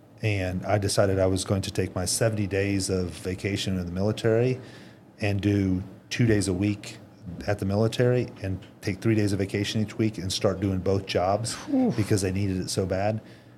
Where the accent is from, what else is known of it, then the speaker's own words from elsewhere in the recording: Indiana, United States; I'm from Indiana.